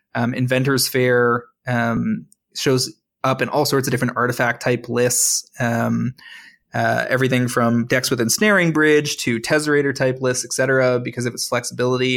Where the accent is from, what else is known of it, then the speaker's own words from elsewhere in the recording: Toronto, Ontario, Canada; I'm from Toronto